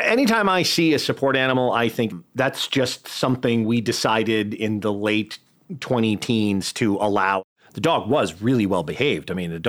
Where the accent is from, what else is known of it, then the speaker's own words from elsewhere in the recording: New Haven, Connecticut, United States; I grew up in New Haven